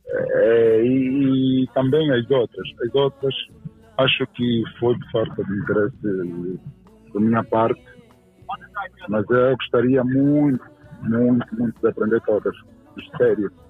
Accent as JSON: {"language": "Portuguese", "country": "Angola", "said": "sou umbundo, sou quimbundo, sou quioco, pronto, mas eu sou, sou angolano"}